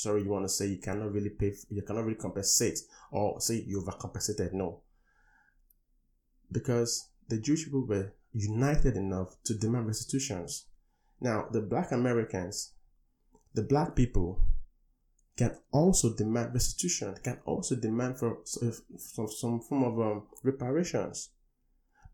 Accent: Nigeria; moved away; I come from Africa, from Nigeria

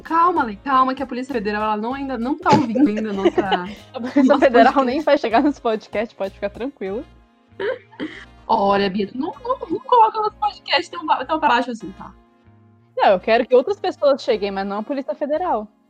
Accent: Santa Catarina, Brazil; accent: manezinho; a gente é catarinense

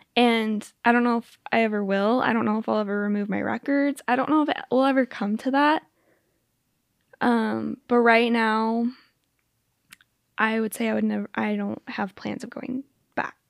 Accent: Spokane, Washington, United States; moved away as an adult; also born or lived in Utah; I grew up in Spokane

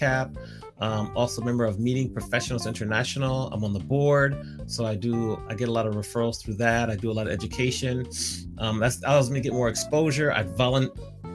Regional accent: Washington, District of Columbia, United States; now in California, United States; I grew up in the Washington, D.C. area. I've been here in California

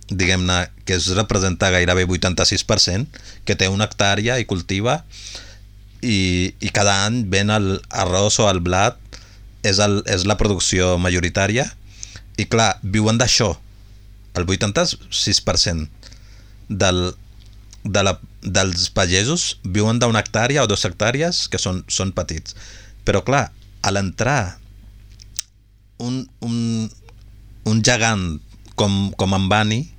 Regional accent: Punjab, India; perquè té un vincle molt important amb el Punjab, com, com que som del Punjab

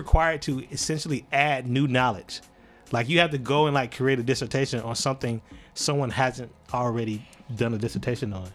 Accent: Alabama, United States; also born or lived in South Georgia; now in North Carolina, United States; I would say Alabama

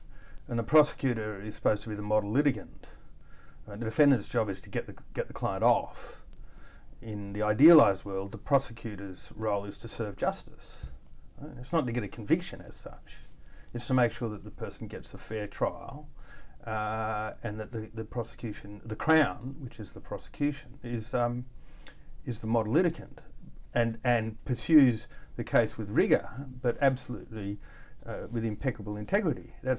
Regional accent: Australia; also born or lived in Mexico; I was born in Mexico. My mother was South African. My father was 4 generations Australian from Scotland.

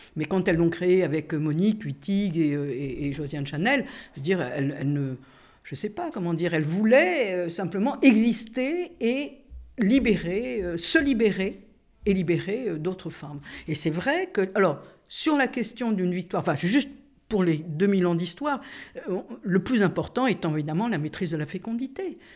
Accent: Corsica, France; Je suis corse

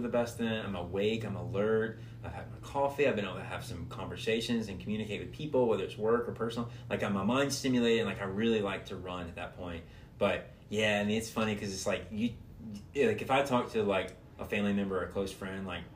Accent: Atlanta, Georgia, United States; moved away; being back in my hometown

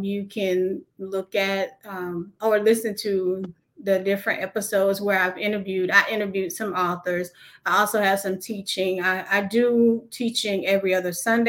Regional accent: Covington, United States; here in my hometown in Covington

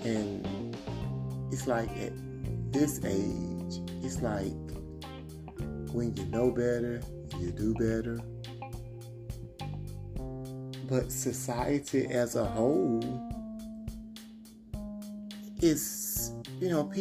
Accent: Georgia, United States; I live in the South. I'm actually from Georgia.

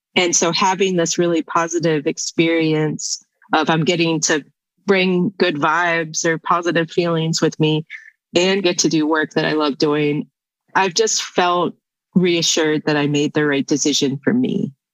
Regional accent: West Virginia, United States; Growing up in West Virginia, it's a natural resource state.

